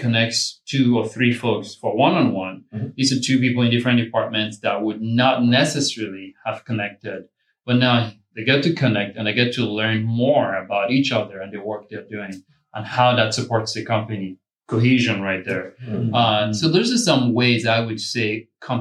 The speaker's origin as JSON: {"language": "English", "town": "Phoenix", "region": "Arizona", "country": "United States", "said": "I'm from Phoenix."}